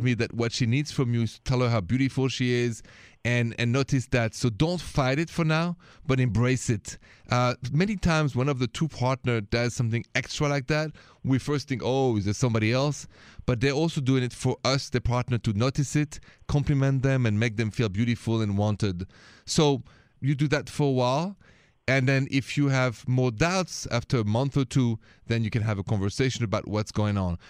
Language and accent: English; France; accent: French; my accent is French